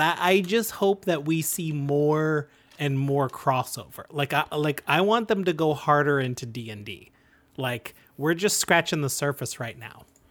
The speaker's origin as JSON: {"language": "English", "country": "Canada", "said": "We're proud Canadian podcasters"}